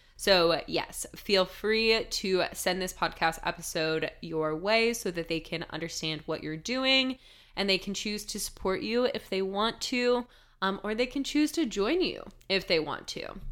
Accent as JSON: {"language": "English", "country": "United States", "said": "growing up in the United States"}